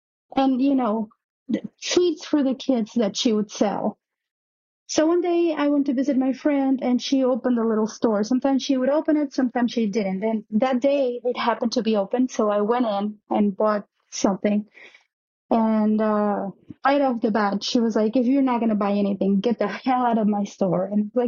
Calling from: New York, United States; also born or lived in Mexico City, Mexico; I'm calling from New York. This story happened back when I was living in Mexico City.

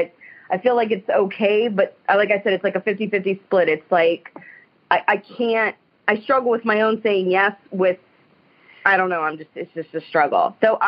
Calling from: Youngstown, Ohio, United States; I'm from the Youngstown, Ohio area.

